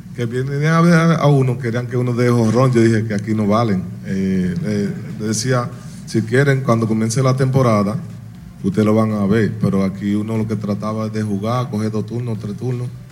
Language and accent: Spanish; Dominican Republic; moved away; ya vine aquí a Dominicana, a mi pueblo natal